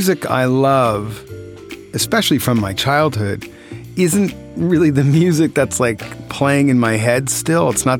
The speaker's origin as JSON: {"language": "English", "region": "New Jersey", "country": "United States", "tie": "born or raised there", "said": "growing up in New Jersey in the 70s and 80s, you know, I would walk home from school"}